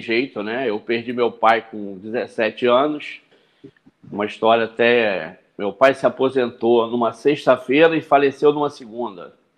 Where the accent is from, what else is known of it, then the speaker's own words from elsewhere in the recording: Rio de Janeiro, Brazil; moved away as an adult; also born or lived in Kashima, Japan / Qatar; Eu sou nascido em Jacarepaguá, um bairro aqui da Zona Oeste do Rio de Janeiro, né? E, como qualquer garoto de rua, fui criado em vila